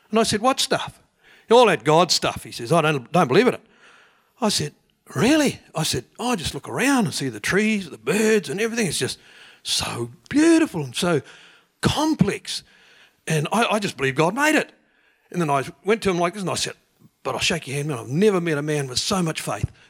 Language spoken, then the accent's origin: English; Te Puna, Bay of Plenty, New Zealand; Te Puna.